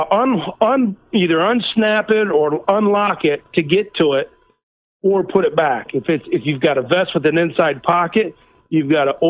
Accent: Pennsylvania, United States; I'm from Pennsylvania

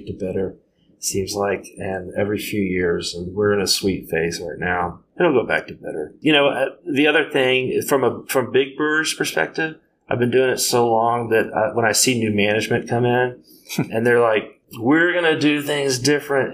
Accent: San Antonio, Texas, United States; I'm from San Antonio.

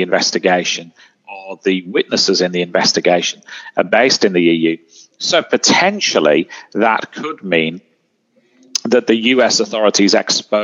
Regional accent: United Kingdom; I'm British

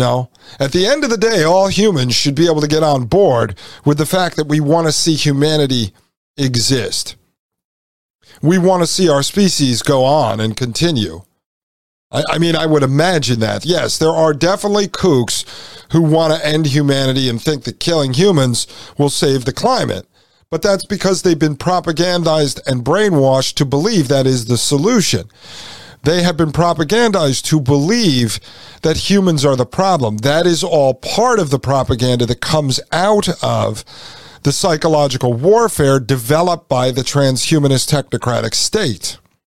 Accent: Brooklyn, New York, United States; born or raised there

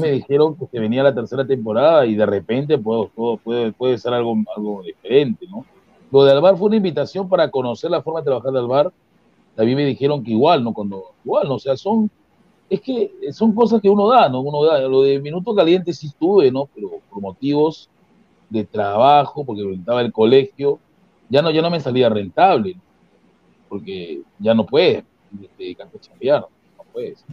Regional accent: Peru; yo soy peruano

